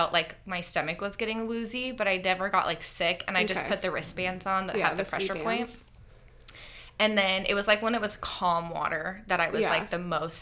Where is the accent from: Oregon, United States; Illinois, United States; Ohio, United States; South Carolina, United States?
Oregon, United States; we're from Oregon, so we're used to like the freezing coast